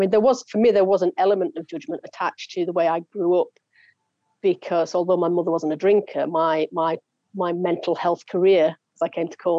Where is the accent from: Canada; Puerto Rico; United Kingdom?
United Kingdom; the north of England; in the area where I grew up in Northern England, in the UK